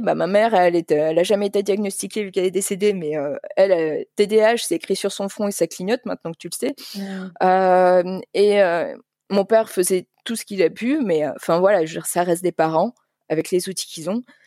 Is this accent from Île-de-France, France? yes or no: yes; Paris, Île-de-France, France; moved away as an adult; also born or lived in Liège, Belgium; now in Flemish Brabant, Belgium; je viens de Paris, mais j'ai travaillé dans toute la France, enfin, pas toute, mais franchement, j'ai beaucoup bougé